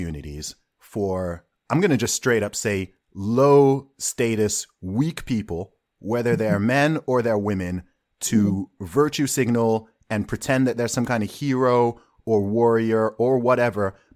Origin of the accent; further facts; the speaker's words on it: Saudi Arabia; moved away; also born or lived in Nigeria; I grew up in Saudi Arabia, right? I lived in Saudi Arabia for 2 decades and my family background is from Nigeria